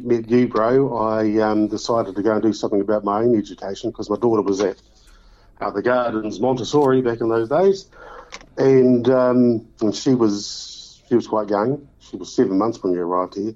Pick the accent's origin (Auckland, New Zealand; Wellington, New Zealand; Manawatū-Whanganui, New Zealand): Wellington, New Zealand; Titahi Bay; moved away as an adult; now in Dunedin, New Zealand; growing up in Titahi Bay